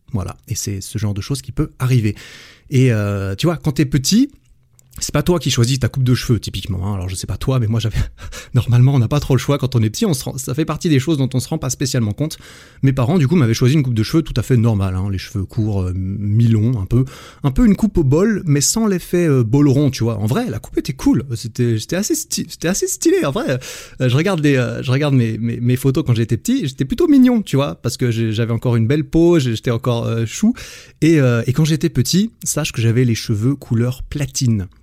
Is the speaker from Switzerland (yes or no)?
yes; Switzerland; also born or lived in Sydney; dans la région euh, suisse, là où j'ai grandi